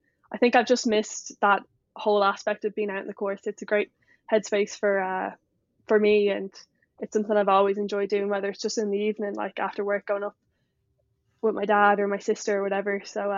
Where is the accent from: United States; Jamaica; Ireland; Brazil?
Ireland; Leinster; And so when if you ask me from that perspective, I guess I'd say I'm from Dublin. And I know in America and stuff, people ask you where you're from. I'm like, oh, just outside Dublin. But I guess I'm talking to Kildare people. You have to say Kildare.